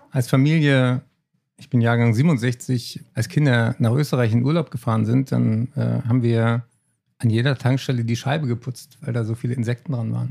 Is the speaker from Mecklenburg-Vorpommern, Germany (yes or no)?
no; Berlin, Germany; Das habe ich als Berliner nicht gelernt.